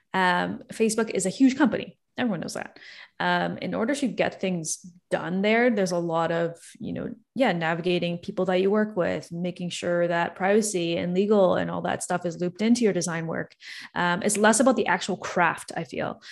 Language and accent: English; Toronto, Ontario, Canada; I'm born and raised in Toronto, Canada